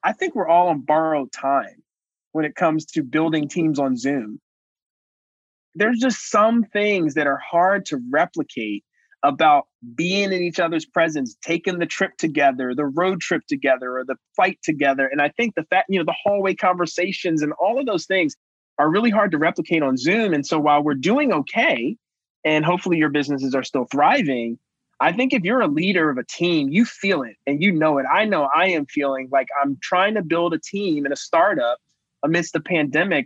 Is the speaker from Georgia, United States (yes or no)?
no; Cincinnati, Ohio, United States; right here in Cincinnati, and yours in my hometown at the University of Cincinnati